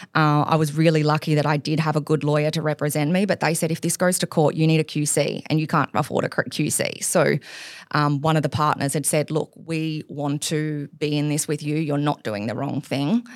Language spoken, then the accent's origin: English; Gold Coast, Queensland, Australia; moved away as an adult; also born or lived in Hamilton Island; now in Sydney, Australia; I grew up on the Gold Coast